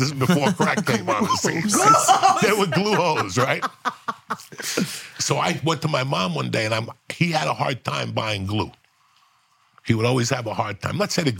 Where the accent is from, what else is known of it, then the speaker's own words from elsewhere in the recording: Cuba; English is a second language; now in United States; When I came from Cuba, I didn't speak good English, so I was ashamed to talk.